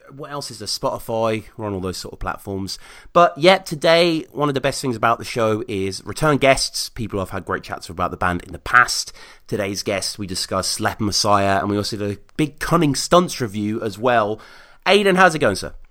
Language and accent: English; Birmingham, West Midlands, United Kingdom; my hometown of Birmingham